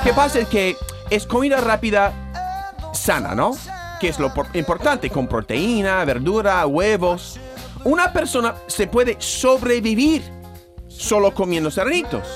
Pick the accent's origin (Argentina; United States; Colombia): United States; born or raised there; now in Andalusia, Spain